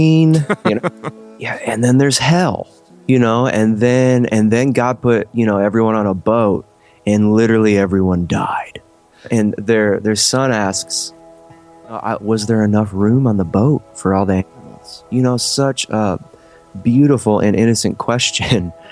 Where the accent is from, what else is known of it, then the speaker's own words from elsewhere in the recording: Ohio, United States; growing up in Ohio